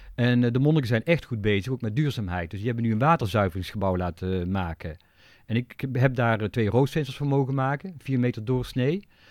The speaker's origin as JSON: {"language": "Dutch", "town": "Tilburg", "region": "North Brabant", "country": "Netherlands", "tie": "born or raised there", "said": "Ik ben toevallig in Tilburg geboren."}